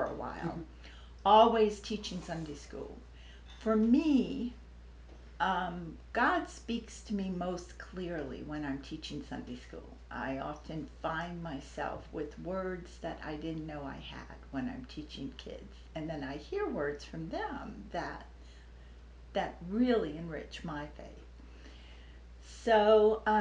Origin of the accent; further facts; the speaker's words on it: New Orleans, Louisiana, United States; moved away as an adult; now in Charlottesville, United States; I grew up in New Orleans, Louisiana, and I'm 71